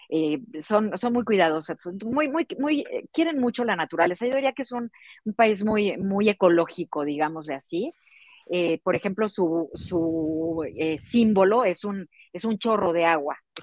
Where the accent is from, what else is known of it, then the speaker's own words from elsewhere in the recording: Mexico City, Mexico; moved away; yo soy de la Ciudad de México